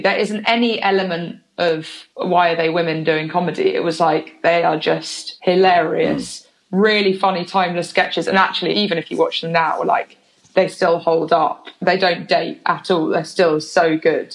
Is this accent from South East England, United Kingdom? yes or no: yes; Oxford, South East England, United Kingdom; moved away as an adult; also born or lived in London / Bristol; I grew up half in London, half in Oxford